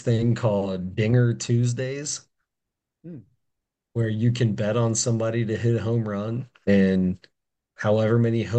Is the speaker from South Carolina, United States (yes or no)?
no; Cincinnati, Ohio, United States; we're both from Cincinnati